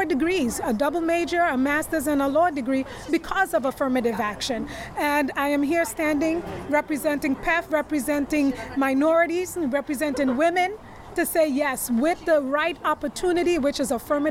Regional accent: Trinidad & Tobago; now in New York, United States; I'm from Trinidad.

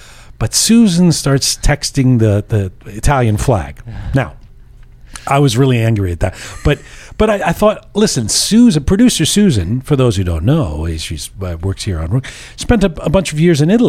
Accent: England, United Kingdom; now in Toronto, Canada; the country of my birth, England. Now, when I was a little kid, growing up in England

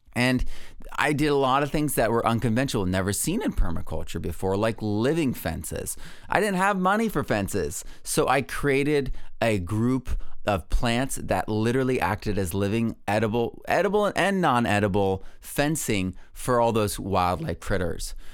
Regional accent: New England, United States; I grew up in New England

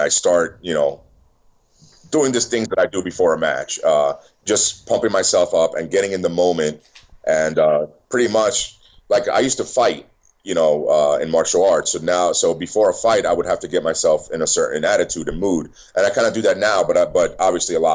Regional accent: New York City, New York, United States; I was born in New York City.

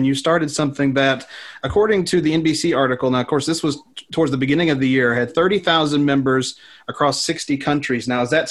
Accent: Oneida, Tennessee, United States; It's from Oneida, Tennessee, my hometown.

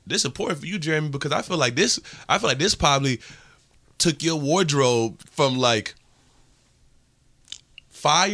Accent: New York City, New York, United States; I'm from Harlem

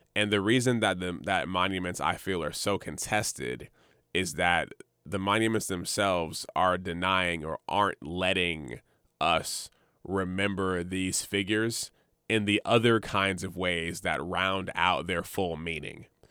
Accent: Montgomery, Alabama, United States; also born or lived in Jacksonville, Florida; now in Richmond, United States; I'm from Alabama, Montgomery, Alabama specifically

